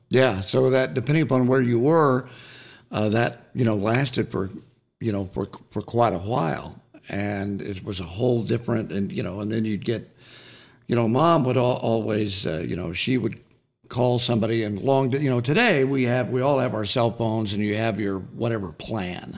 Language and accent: English; Waurika, Oklahoma, United States; growing up in Warrica